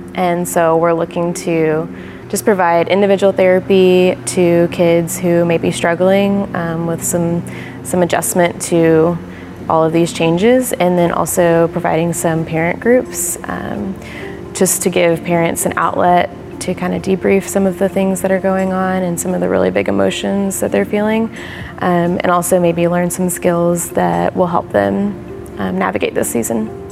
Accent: Houston, Texas, United States; also born or lived in College Station, Texas; I was born and raised in Houston. I grew up in Clear Lake with my family

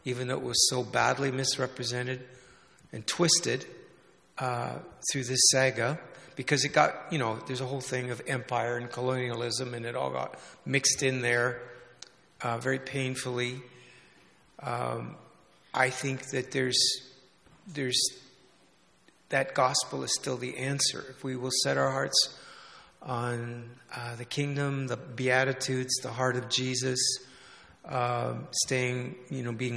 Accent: Canada; also born or lived in England; now in Vancouver, Canada; our own growing up in Canada

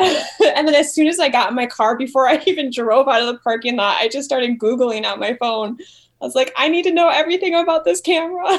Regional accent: Wisconsin, United States; moved away as an adult; now in Milwaukee, United States; to move back to my home state

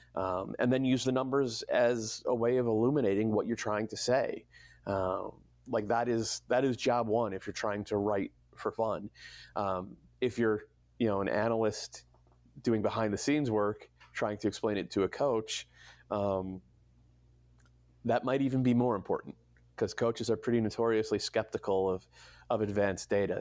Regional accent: New England, United States; moved away; also born or lived in Berkeley; I grew up in New England in the '80s

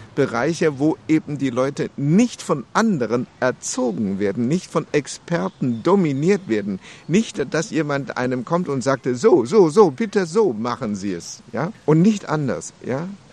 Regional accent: China; now in Germany; als Chinese

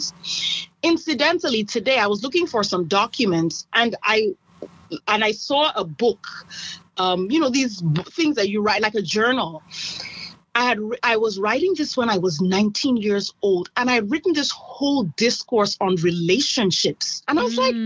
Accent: Nigeria; moved away as an adult; I come from Nigeria, and I grew up in Nigeria, went to medical school in Nigeria

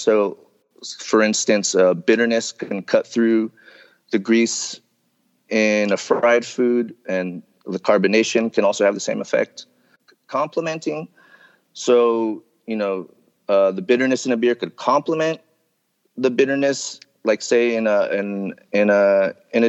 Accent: United States; I grew up here in the States

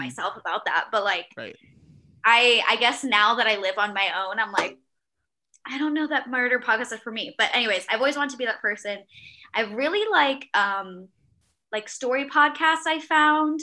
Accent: Miami, Florida, United States; also born or lived in Virginia; now in Charlotte, United States; I grew up in Miami

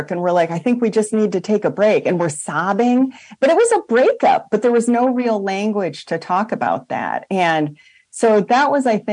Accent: Iowa, United States; I'm actually Iowa.

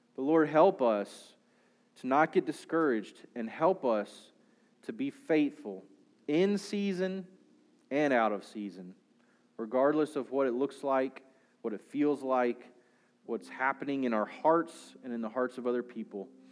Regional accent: Southern United States, United States; for us as Southern American Christians

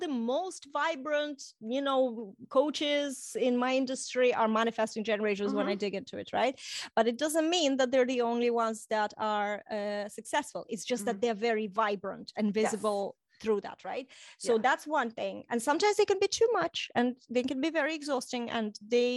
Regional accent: Estonia; first language Russian; English is a second language; moved away as an adult; also born or lived in Ukraine / Ireland; I grew up then, I'm Russian speaking. I grew up in Estonia

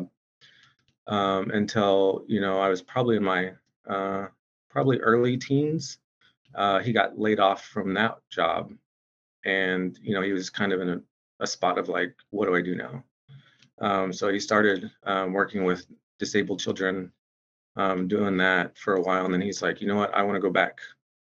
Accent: Shawnee, Oklahoma, United States; moved away as an adult; now in Seattle, United States; I grew up in Shawnee, Oklahoma, amongst the Sac and Fox Nation, amongst my people. And, you know, I was born and raised there.

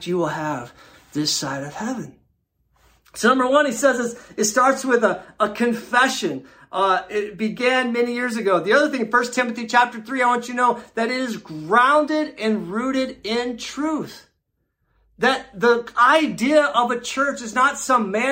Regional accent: Luxembourg; now in Canton, United States; I grew up in Luxembourg in a small little European country.

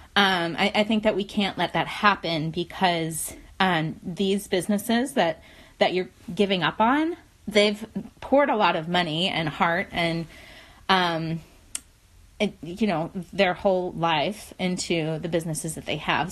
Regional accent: West Virginia, United States; moved away; I'm from West Virginia originally

